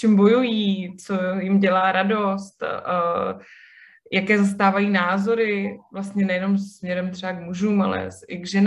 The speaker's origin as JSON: {"language": "Czech", "town": "Kyjov", "region": "South Moravian Region", "country": "Czechia", "tie": "born or raised there", "also_born_or_lived": "Brno / Hradec Králové", "moved": "as an adult", "lives_now": "Prague, Czech Republic", "said": "pocházím úplně původně z Kijova, což je malé městečko na Slovácku."}